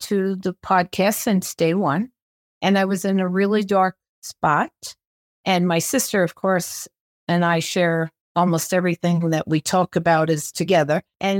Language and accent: English; New York City, New York, United States; born there; also born or lived in California; now in Arizona, United States; I was born in New York City and then moved to California and now have been in Arizona for 40 years.